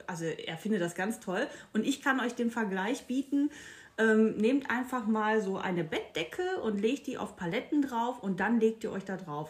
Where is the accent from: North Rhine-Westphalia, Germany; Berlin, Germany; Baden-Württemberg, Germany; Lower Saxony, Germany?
North Rhine-Westphalia, Germany; Castrop-Rauxel; accent: Ruhrpott; ich komme ja aus dem kleinen Dorf Castrop-Rauxel